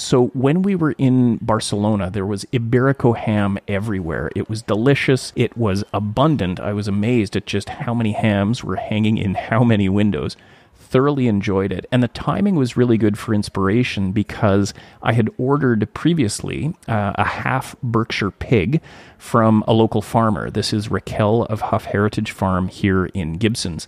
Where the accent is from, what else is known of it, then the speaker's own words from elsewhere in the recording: Thunder Bay, Ontario, Canada; my hometown of Thunder Bay